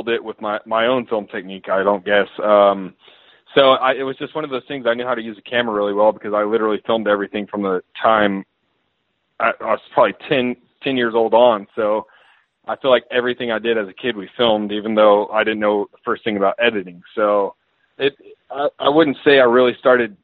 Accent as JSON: {"language": "English", "region": "Georgia", "country": "United States", "tie": "born or raised there", "said": "I grew up in Georgia"}